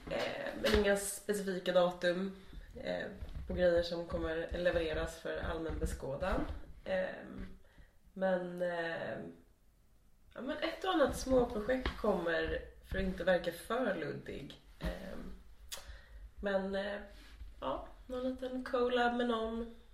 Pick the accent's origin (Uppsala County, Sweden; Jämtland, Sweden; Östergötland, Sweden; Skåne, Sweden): Östergötland, Sweden; Linköping; Men du, du måste ju vara från Linköping eller hur? Och då sa jag Ja.